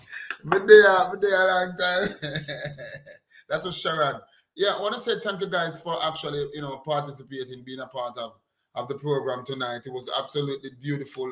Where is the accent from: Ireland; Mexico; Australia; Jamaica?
Jamaica; I come from Jamaica.